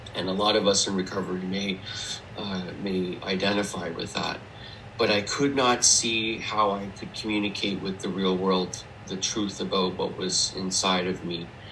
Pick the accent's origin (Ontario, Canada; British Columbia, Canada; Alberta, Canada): Alberta, Canada; Edmonton; I was born in Edmonton, Alberta, in Western Canada